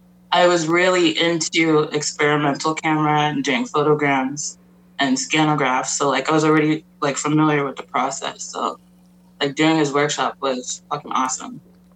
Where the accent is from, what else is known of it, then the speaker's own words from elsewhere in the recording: Pittsburgh, Pennsylvania, United States; now in Toronto, Canada; I'm a photographer here in Toronto. I'm 32 years old, and I grew up in Pittsburgh, PA. And I moved back to Toronto in 2014.